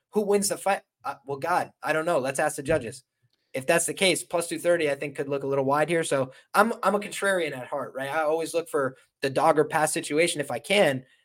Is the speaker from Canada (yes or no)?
no; Ireland; I'm Irish